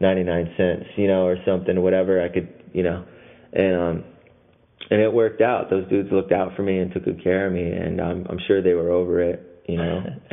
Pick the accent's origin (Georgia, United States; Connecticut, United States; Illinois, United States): Connecticut, United States; moved away as an adult; also born or lived in San Francisco; I'm from Connecticut